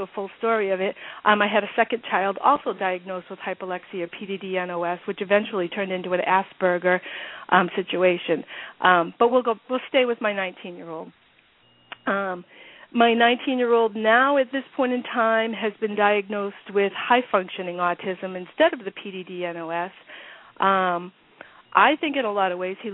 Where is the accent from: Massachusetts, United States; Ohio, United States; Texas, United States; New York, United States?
Massachusetts, United States; I'm from Massachusetts